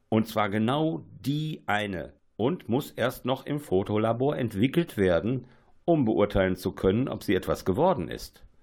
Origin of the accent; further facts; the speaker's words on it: North Rhine-Westphalia, Germany; now in Düsseldorf, Germany; Ich bin im Ruhrgebiet aufgewachsen, komme heute aus Düsseldorf, also an, andere Welt. Äh, aber äh, ich bin im Ruhrgebiet aufgewachsen und habe teilweise natürlich solche Siedlungen kennengelernt.